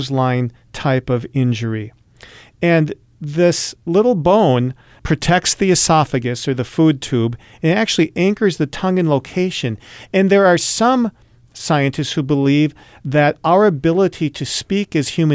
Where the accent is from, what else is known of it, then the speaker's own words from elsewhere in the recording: Michigan, United States; moved away; I grew up in Michigan